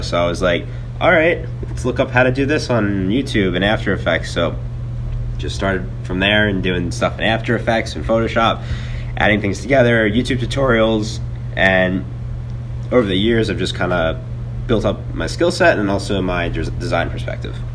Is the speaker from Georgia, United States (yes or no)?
no; Mount Laurel, New Jersey, United States; I'm from uh, Mount Laurel, New Jersey, which is 35 minutes over the Ben Franklin Bridge if you're from Philadelphia. And I went to high school at uh, Lenape High School